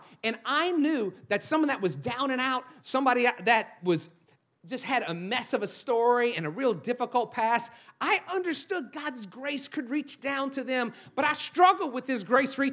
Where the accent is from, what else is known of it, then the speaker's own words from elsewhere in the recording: New Orleans, Louisiana, United States; moved away; I'm actually from New Orleans